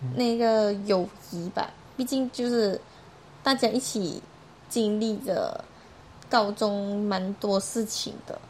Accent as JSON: {"language": "Chinese", "country": "Malaysia", "moved": "as an adult", "lives_now": "Taiwan", "said": "我是来自马来西亚的"}